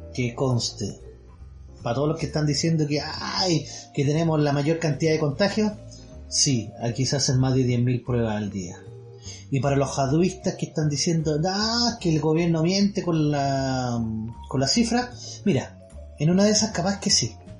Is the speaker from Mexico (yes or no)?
no; Chile; como buen chileno